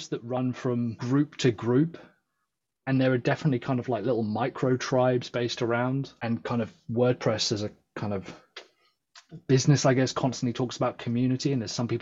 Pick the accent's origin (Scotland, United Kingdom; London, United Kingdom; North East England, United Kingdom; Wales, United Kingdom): London, United Kingdom; now in South West England, United Kingdom; I was born in London, but I'm the first in my family to have been born in the UK